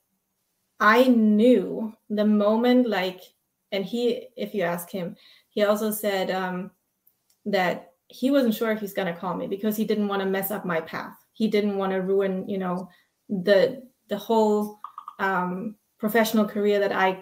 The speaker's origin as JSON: {"language": "English", "country": "Germany", "moved": "as an adult", "said": "I'm originally from Germany"}